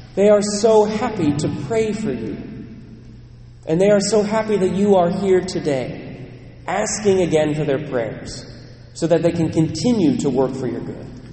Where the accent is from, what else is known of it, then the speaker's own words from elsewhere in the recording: United States; also born or lived in Ireland (ancestry) / Netherlands (ancestry) / Germany (ancestry); I'm American